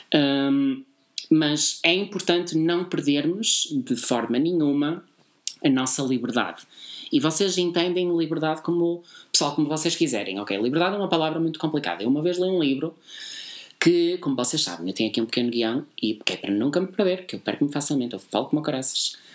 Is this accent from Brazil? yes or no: no; Porto, Norte, Portugal; Nós somos do Porto. Como eu já tinha dito montes de vezes, nós somos do grande Porto.